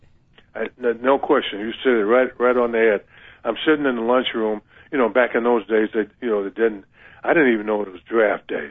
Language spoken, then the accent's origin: English; Akron, Ohio, United States; I'm from Akron, Ohio